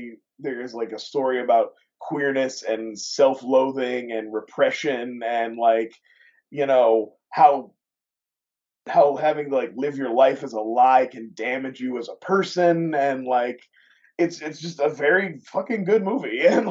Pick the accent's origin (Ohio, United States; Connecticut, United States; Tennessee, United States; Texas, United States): Ohio, United States; I'm kind of from a conservative family, but for some reason, there have been historically, despite my growing up in Ohio, my family had quite a few gay people in it